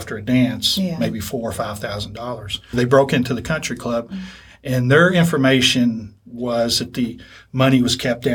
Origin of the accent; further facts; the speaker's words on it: Lexington, Kentucky, United States; I grew up in Lexington